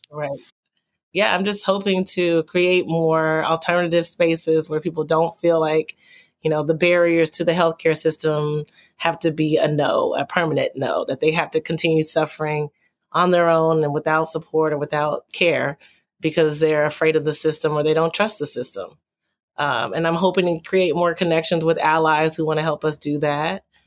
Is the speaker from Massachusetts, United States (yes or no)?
no; Texas, United States; as a child growing up in Texas